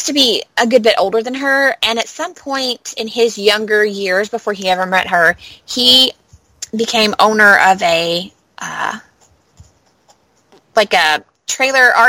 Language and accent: English; Kentucky, United States; I'm from Kentucky